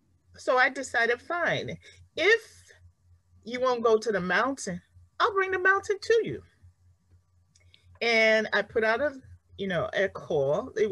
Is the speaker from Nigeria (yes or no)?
yes; Nigeria; now in United States; As you know, I spent a lot of my years growing up here in the United States. I'm from Nigeria.